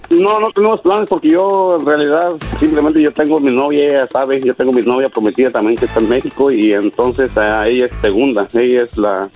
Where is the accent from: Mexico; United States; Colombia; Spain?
Mexico; Tepatitlán, Jalisco; Yo soy de Jalisco